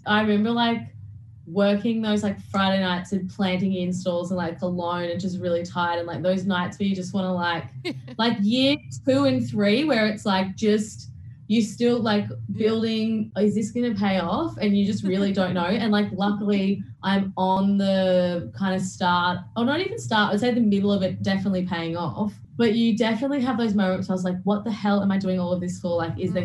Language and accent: English; Toowoomba, Queensland, Australia; I grew up in Toowoomba, in which was in Queensland